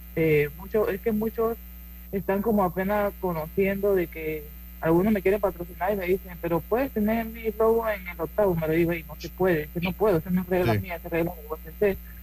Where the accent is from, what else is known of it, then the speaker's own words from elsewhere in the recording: Panama; moved away as an adult; now in United States; soy la única panameña